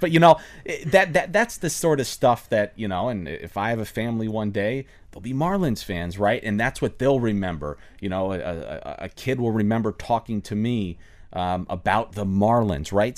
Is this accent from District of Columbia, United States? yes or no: no; Finger Lakes, New York, United States; moved away as an adult; also born or lived in Orlando, Florida; now in Miami, United States; I grew up in New York. I grew up in farm country in the Finger Lakes outside of the Ithaca Cornell University area